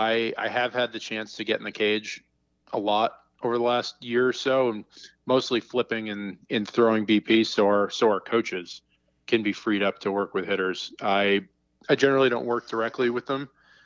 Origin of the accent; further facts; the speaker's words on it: Massachusetts, United States; Yeah, that's definitely the cold weather spot. I'm looking out the window right now and with the snow coming down, it reminds me of a lot of growing up.